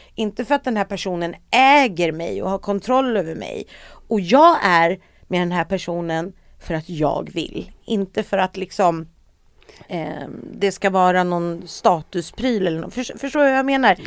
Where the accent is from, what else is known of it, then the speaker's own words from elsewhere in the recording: Sweden; jag var ju då svensk